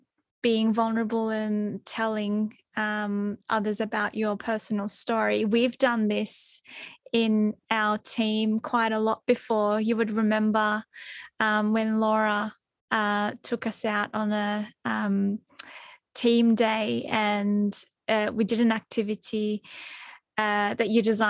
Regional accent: Turkey; People often go, oh, you don't look Turkish.

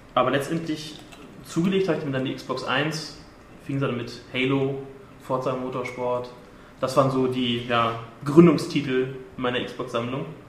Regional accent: southern Lower Saxony, Germany; moved away; ich komme ursprünglich aus Niedersachsen, Südniedersachsen, aus einem kleinen Dorf

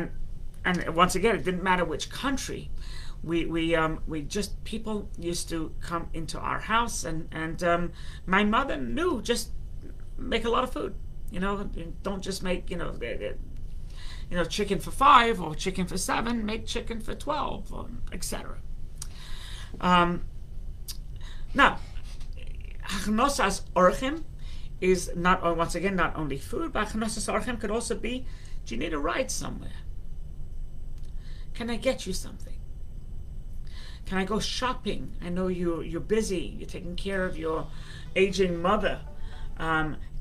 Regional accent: London, United Kingdom; moved away; also born or lived in United States; I was born in London, England.

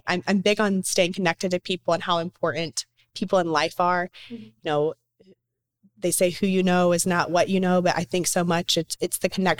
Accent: the South, United States; accent: Southern; I still want to have that Southern charm in a sense, but yeah, I did, because to be on TV or to be a broadcaster or whatever, I knew I had to like lessen the Southern in my voice.

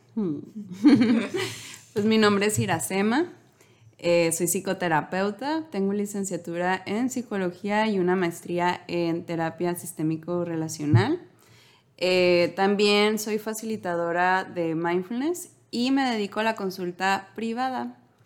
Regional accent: Los Mochis, Sinaloa, Mexico; somos de Sinaloa, de los mochis

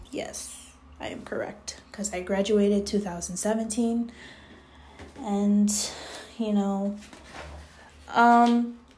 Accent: Jamaica; now in United States; I was raised in Jamaica, West Indies. So I did go to school in the States um, t- uh, for a very small amount of time.

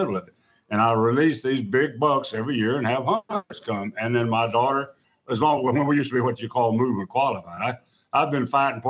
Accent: Dallas, Texas, United States; I was born and raised in Dallas

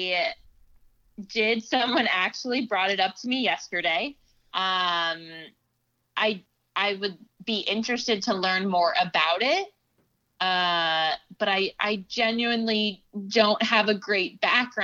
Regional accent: Los Angeles, California, United States; now in Boston, United States; the Lakers will always be my hometown team

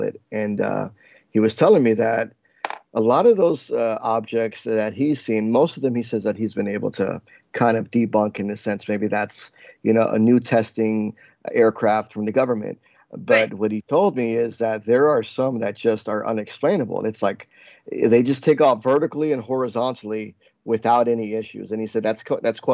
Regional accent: New Jersey, United States; also born or lived in New York; growing up in New Jersey

